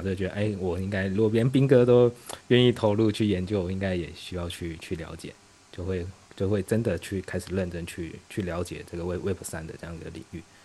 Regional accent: Taiwan; also born or lived in Beijing, China; now in Shanghai, China; 我是来自对岸的同胞，然后我之前在北京干了七年的互联网产品

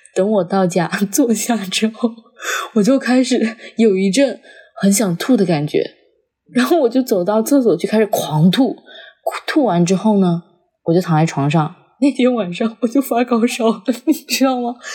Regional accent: Jian'ou, Fujian, China; moved away; also born or lived in Fuzhou; 我，我老家是在南平建瓯

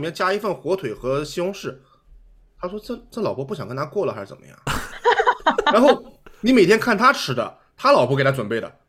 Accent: China; moved away; 我不是，因为我中国人也是这样。

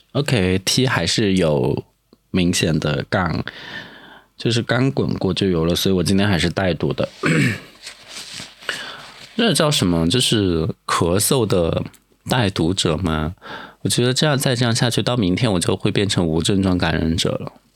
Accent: Sichuan, China; now in Sanya, China; 毕竟我也是个四川人，我就觉得感冒就应该去吃火锅

